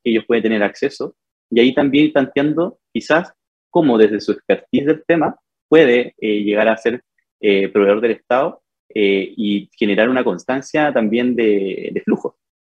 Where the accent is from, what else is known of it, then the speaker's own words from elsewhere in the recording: Fifth Region, Valparaíso, Chile; moved away as an adult; now in Santiago, Chile; Soy de, la quinta región, ya, estudié en la Universidad del Paraíso Diseño